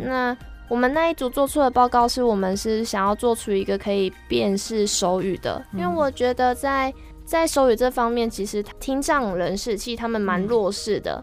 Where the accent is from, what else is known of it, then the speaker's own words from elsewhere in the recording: Changhua County, Taiwan; moved away as an adult; now in Tainan, Taiwan; 我本来也都是在彰化生长长大